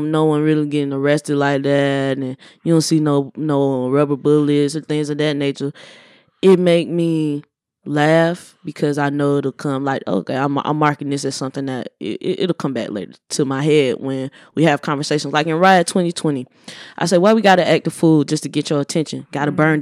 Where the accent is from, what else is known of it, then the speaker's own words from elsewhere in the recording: the South, United States; I'm from the South.